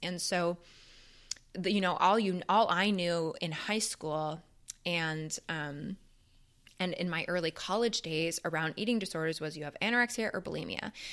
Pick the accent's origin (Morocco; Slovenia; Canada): Canada; moved away as an adult; now in United States; being a Canadian